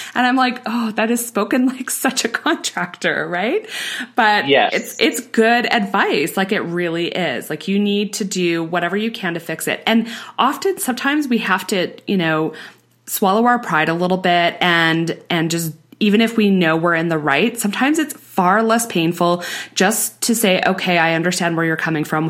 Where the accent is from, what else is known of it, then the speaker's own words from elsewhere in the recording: Canada; we're Canadian